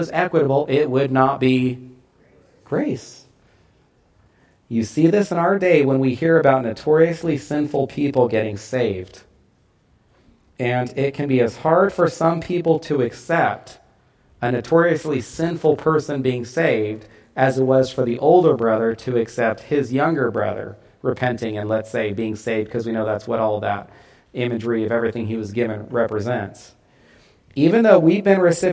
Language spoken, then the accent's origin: English; United States; as American Christians